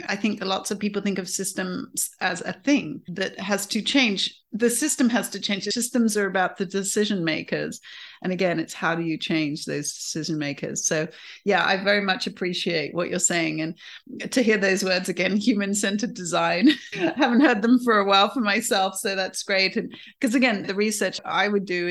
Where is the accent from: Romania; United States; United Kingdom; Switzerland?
United Kingdom; accent: British; my British accent.